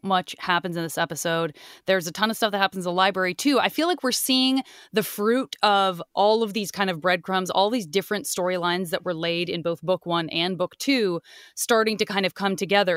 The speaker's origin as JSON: {"language": "English", "region": "Arizona", "country": "United States", "said": "I'm from Arizona."}